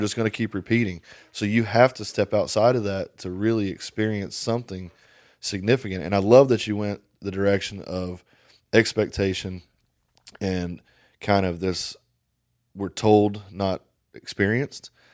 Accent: Paint Lick, Kentucky, United States; moved away; I'm from Paint Lick, Kentucky. Paint fucking Lick, Kentucky

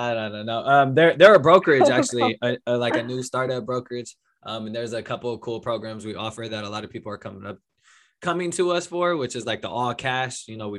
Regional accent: California, United States; I'm from California

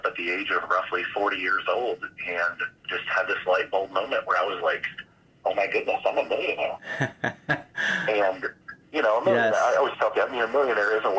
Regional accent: Flint, Michigan, United States; lived most of my childhood in my hometown of Flint, Michigan

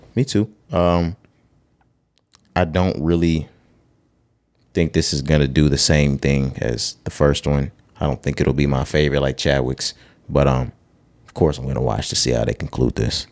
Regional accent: the South, United States; we're from the South

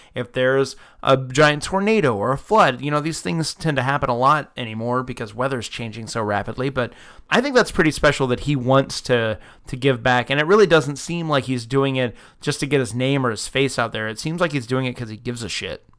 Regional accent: Florida, United States; I was born in Florida, I come from the South

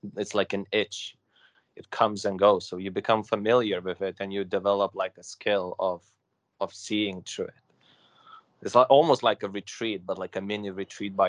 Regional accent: London, United Kingdom; I'm from London. It's like 1.5 hours away from here

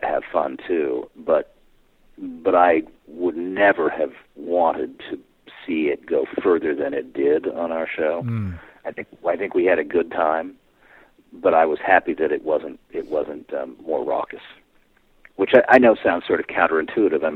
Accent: East Coast, United States; moved away; I grew up on the East Coast.

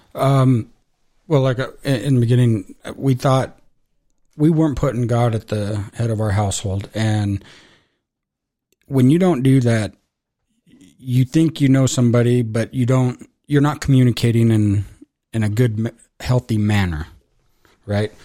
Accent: Casper, Wyoming, United States; I was born in Casper

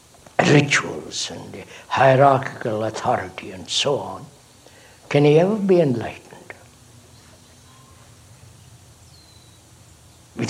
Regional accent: India; I was born in India

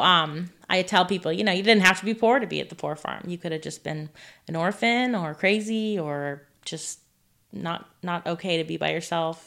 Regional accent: California, United States; now in Neodesha, Kansas, United States; I am originally from California.

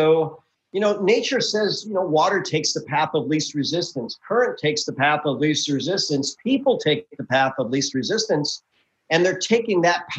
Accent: Milwaukee, Wisconsin, United States; now in Houston, United States; I'm originally from the Midwest, right? Born and raised in Milwaukee, Wisconsin. Didn't like the cold, so I moved south

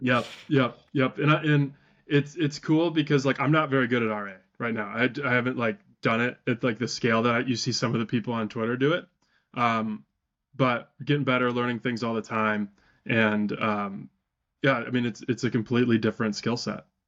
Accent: Wisconsin, United States; I'm from Wisconsin, so we have sales tax

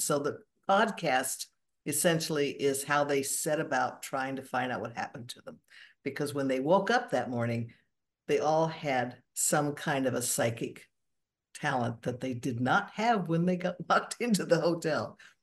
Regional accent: Borrego Springs, California, United States; now in Seattle, United States; I was born and raised actually in the Southern California desert, uh, de Borrego

